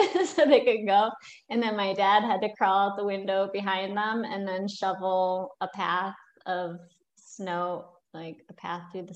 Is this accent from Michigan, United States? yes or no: yes; Michigan, United States; moved away; also born or lived in South Carolina; the only states I've lived in are Michigan, where I'm from, and South Carolina